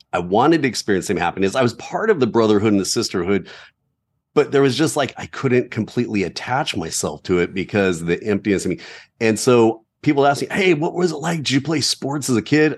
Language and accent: English; Southern California, United States; growing up in Southern California